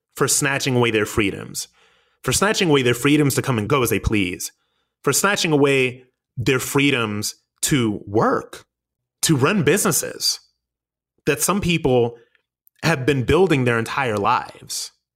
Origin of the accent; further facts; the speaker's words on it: United States; we as the American people